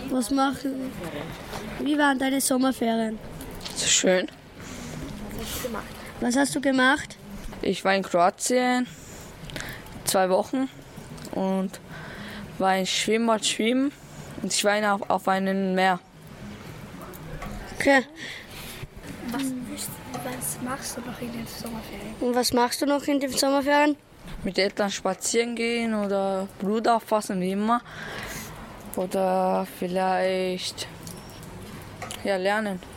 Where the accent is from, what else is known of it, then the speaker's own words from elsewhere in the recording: Admont, Styria, Austria; wir sind ähm, aus Admont